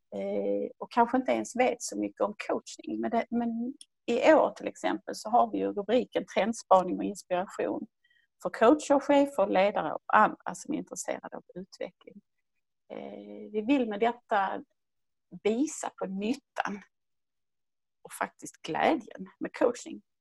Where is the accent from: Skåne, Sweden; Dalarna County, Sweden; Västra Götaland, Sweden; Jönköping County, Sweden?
Skåne, Sweden; Höllviken; ni hör ju var jag kommer ifrån. Jag kommer från Skåne, närmare bestämt från Höllviken som ligger söder om Malmö